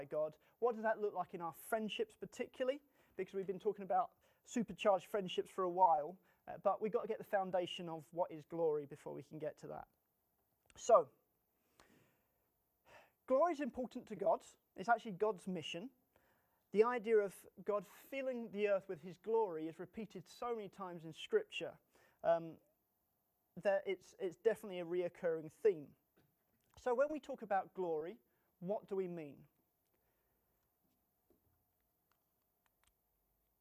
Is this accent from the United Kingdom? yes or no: yes; England, United Kingdom; us as English people